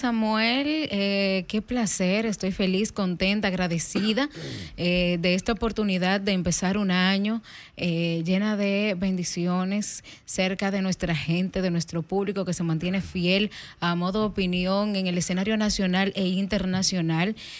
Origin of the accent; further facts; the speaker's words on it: Dajabón, Dominican Republic; yo soy de la zona fronteriza, soy de Dajabón.